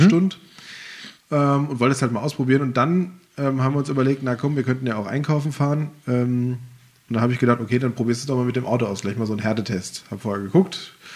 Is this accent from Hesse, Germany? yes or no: yes; Rodgau, Hesse, Germany; als Jugendlicher in Rottgau